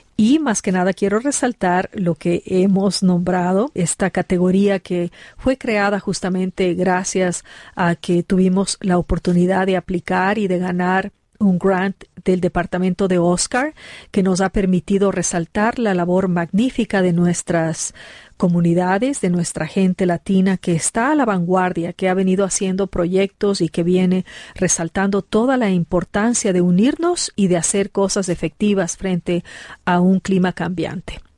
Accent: Ecuador; now in Colorado, United States; mi país, Ecuador

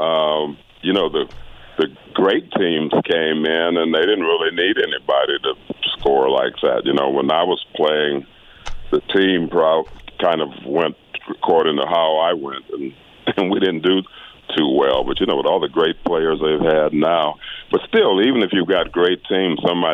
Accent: Tucson, Arizona, United States; I grew up in Tucson, and you know, I've been a Wildcat fan all my life

